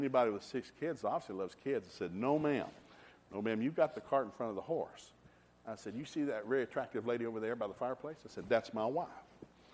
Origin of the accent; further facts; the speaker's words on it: Hixson, Tennessee, United States; I grew up in Hickson, Tennessee. It's a very rural area north of Chattanooga